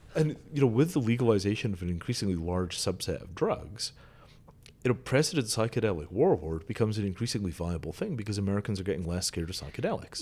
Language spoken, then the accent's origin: English; Scotland, United Kingdom; I grew up in Scotland